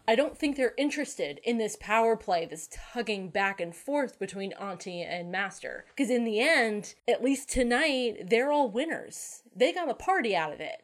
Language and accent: English; Connecticut, United States; moved away; also born or lived in New Hampshire; I grew up calling them rotaries in Connecticut.